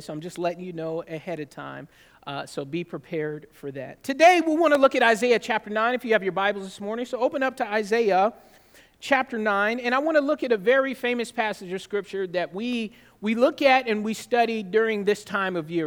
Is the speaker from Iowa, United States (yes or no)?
no; California, United States; moved away; also born or lived in Georgia; I'm, I was raised in California